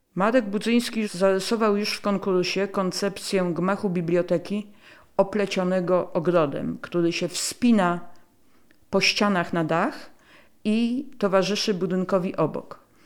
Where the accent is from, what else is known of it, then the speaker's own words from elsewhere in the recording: Warsaw, Masovian Voivodeship, Poland; Ja jestem warszawianką z dziada pradziada i pamiętam wycieczki po Warszawie z moją babcią